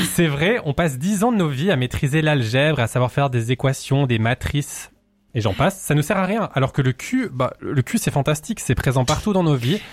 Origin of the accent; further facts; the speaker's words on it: Valais, Switzerland; je suis valaisan